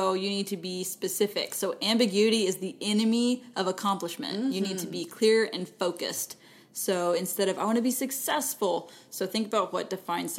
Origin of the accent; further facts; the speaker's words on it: Texas, United States; accent: Texan; I just use Texan when I speak French